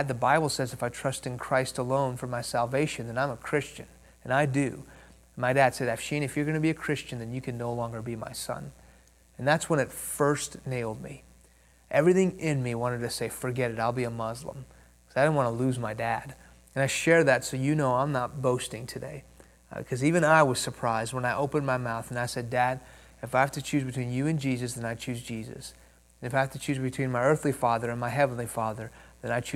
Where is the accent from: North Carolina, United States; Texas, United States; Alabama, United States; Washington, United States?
Texas, United States; Houston; first language Persian; English is a second language; also born or lived in Iran; I was born in Houston. When I was 2 years old, my family moved to Iran, where my parents are from. When I was 6 years old, the Islamic Revolution of the late 70s hit that country. We moved back to Houston. I didn't speak English. I spoke Farsi